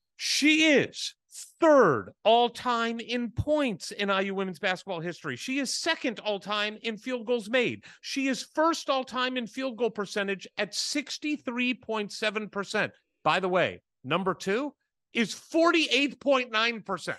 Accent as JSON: {"language": "English", "region": "Midwest", "country": "United States", "tie": "born or raised there", "moved": "yes", "said": "when you and I were growing up in the Midwest"}